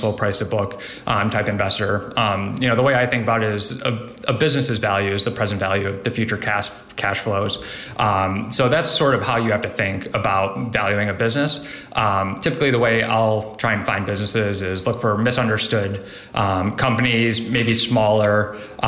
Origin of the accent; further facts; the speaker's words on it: Buffalo, New York, United States; moved away as an adult; also born or lived in Columbus, Ohio; I grew up in Buffalo, New York my entire life